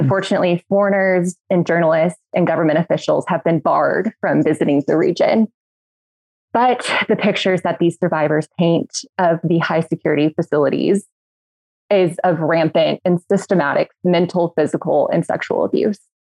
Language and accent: English; Midland, Texas, United States; now in Washington, D.C., United States; I'm from Midland, Texas